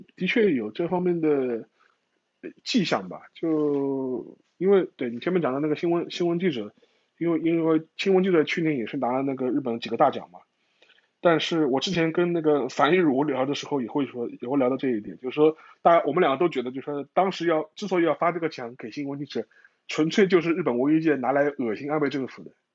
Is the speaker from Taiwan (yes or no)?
no; China; 我们中国人